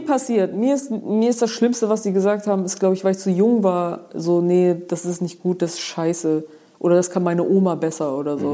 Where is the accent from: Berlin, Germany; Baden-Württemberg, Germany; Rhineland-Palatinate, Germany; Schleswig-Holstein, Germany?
Schleswig-Holstein, Germany; Geesthacht; bei uns in Geestach